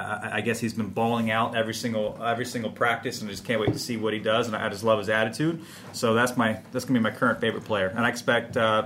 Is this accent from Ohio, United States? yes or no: yes; Shelby County, Ohio, United States; moved away as an adult; also born or lived in New Jersey / New York City; now in London, United Kingdom; since August of 1977, when I was born in the hospital where I grew up in Shelby County, Ohio